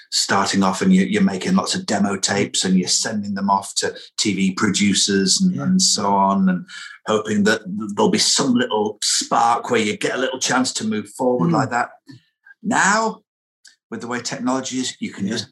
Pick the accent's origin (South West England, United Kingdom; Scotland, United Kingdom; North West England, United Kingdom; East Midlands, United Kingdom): North West England, United Kingdom; Lancashire; where I grew up in Lancashire